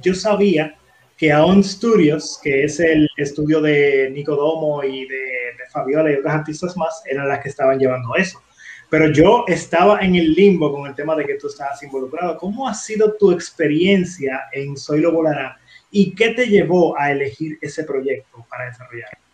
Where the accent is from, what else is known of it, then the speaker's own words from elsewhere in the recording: Dominican Republic; los dominicanos